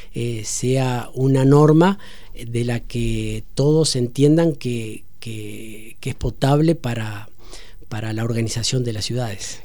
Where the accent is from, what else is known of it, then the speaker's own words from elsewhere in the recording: Entre Ríos, Argentina; como entrerriano, como argentino